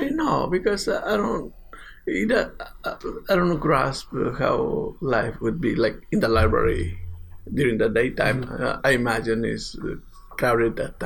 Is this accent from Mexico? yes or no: yes; Mexico; moved away; I'm from Mexico